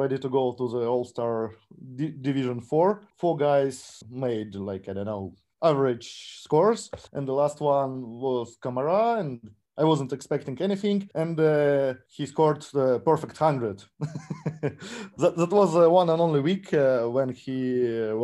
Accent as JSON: {"language": "English", "region": "Saint Petersburg", "country": "Russia", "tie": "born or raised there", "said": "Zenit St. Petersburg, the team from my hometown"}